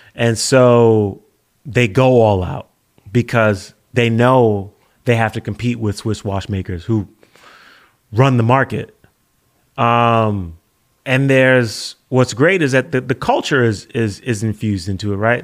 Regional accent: United States; as an American

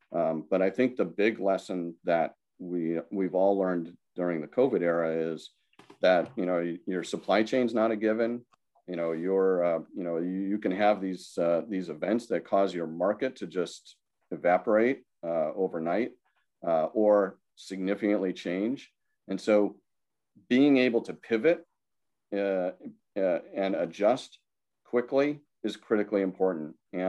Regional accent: Ireland; Sorry, I'm not even Italian, and I'm waving my hands all over the place. I'm Irish, but that's okay.

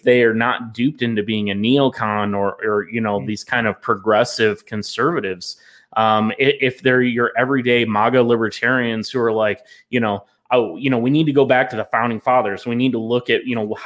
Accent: the South, United States; I'm a Southerner

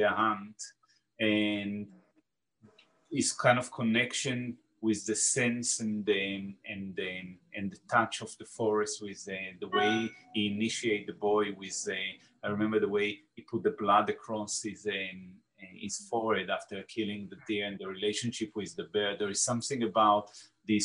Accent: Israel; now in London, United Kingdom; I am from Israel

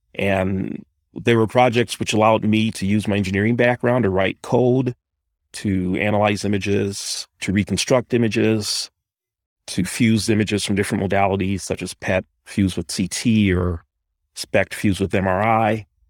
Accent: Detroit, Michigan, United States; I was born and raised in Detroit

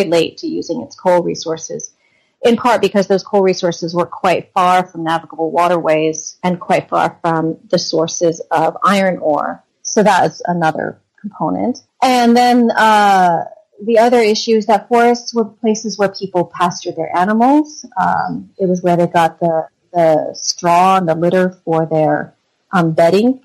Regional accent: Vermont, United States; I grew up in Vermont

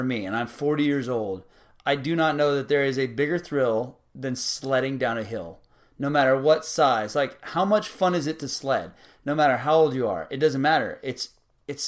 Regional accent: South Texas, United States; growing up in South Texas my whole life

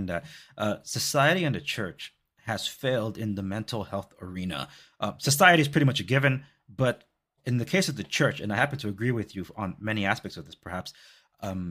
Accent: Los Angeles, California, United States; moved away; I come from Compton and Watts

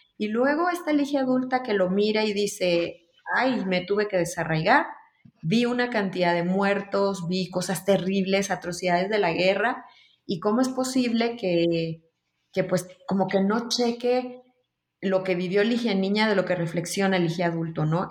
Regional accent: Managua, Nicaragua; also born or lived in London, United Kingdom; now in Mexico City, Mexico; yo nací en Nicaragua, en Managua, Nicaragua, nací en el 68 y después de la guerra, justamente por, por la guerra, me tuve que exiliar y llegué a la Ciudad de México

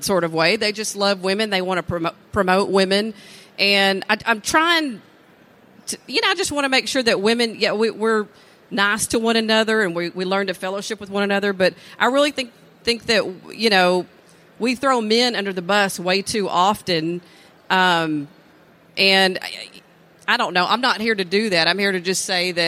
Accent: East Texas, United States; I have a pretty diverse background for being, you know, born and raised in East Texas.

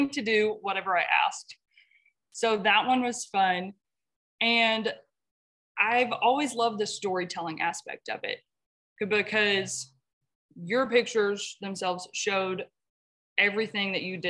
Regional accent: Peaster, Texas, United States; moved away as an adult; now in Robert Lee, United States; I am originally from Peaster, Texas, which I thought was small until I moved to Robert Lee, Texas

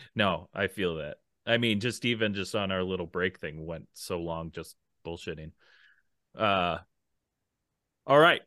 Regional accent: Minnesota, United States; I grew up, you know, Minnesota

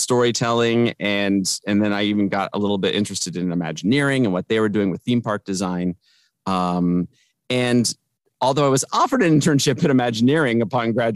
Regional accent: Pasadena, California, United States; moved away as an adult; also born or lived in Kansas City, Missouri; Born and raised in Pasadena

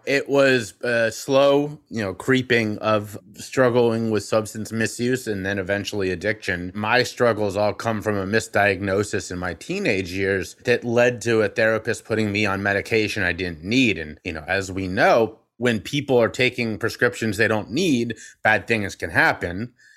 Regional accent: Cincinnati, Ohio, United States; my hometown of Cincinnati, Ohio

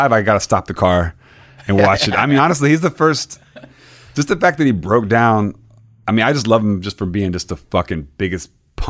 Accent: Florida, United States; Growing up in Florida, like, I would go to my grandma's house.

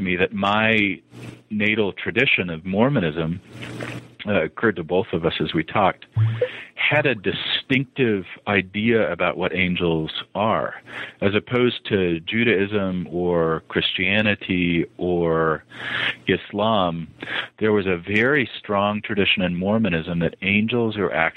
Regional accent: Montana and Utah, United States; moved away as an adult; also born or lived in the South, United States / Boston, Massachusetts; now in Utah, United States; I am a child of the Rockies. I was born in the South, but didn't last long there as my family moved to Montana. And then was an adolescent in Utah and then moved to Boston

